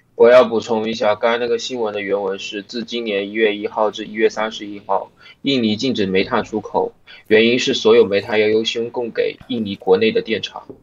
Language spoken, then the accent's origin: Chinese; China; 我一个大陆人